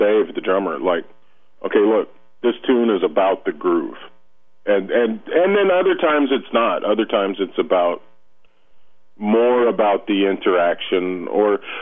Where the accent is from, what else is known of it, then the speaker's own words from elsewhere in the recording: Lafayette, Louisiana, United States; now in New Orleans, United States; I grew up in Lafayette, which is a couple hours west of New Orleans